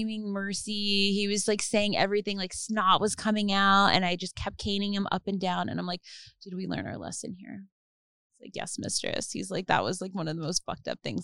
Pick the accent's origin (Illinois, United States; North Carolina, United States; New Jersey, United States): New Jersey, United States; now in Los Angeles, United States; I'm from New Jersey